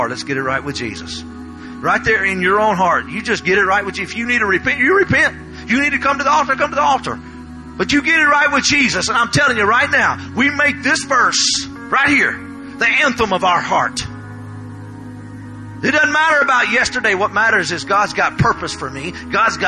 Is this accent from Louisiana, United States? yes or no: yes; Louisiana, United States; I am from Louisiana